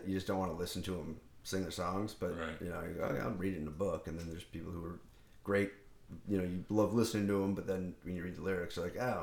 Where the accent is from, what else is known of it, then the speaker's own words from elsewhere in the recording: Joliet, Illinois, United States; now in Aurora, United States; I was born in Joliet